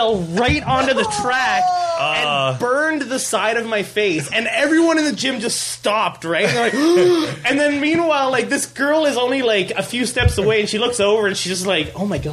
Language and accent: English; Brampton, Ontario, Canada; moved away; back in Brampton, my hometown, I used to go to this gym